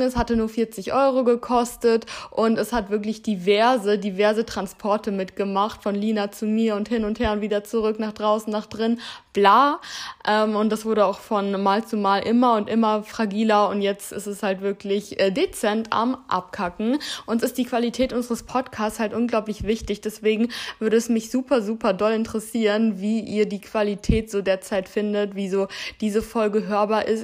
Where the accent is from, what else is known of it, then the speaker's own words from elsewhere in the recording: Heidelberg, Baden-Württemberg, Germany; moved away as an adult; now in Hamburg, Germany; Ich bin hier geboren und im Alter von drei Jahren sind wir dann, äh, bin ich dann umgezogen mit meiner Familie